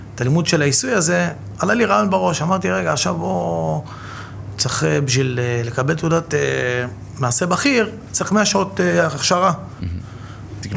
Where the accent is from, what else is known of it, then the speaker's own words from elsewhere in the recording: Bat Yam, Tel Aviv District, Israel; גדלתי בבת ים